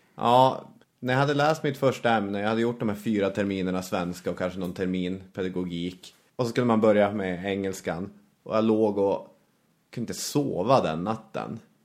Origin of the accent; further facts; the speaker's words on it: Arvidsjaur, Norrbotten County, Sweden; moved away; jag växte upp i Arvidsjaur då, en ort i Norrbottens inland.